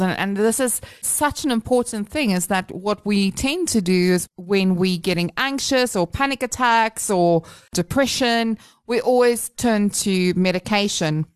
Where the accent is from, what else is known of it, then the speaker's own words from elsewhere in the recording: Durban, KwaZulu-Natal, South Africa; I grew up in Durban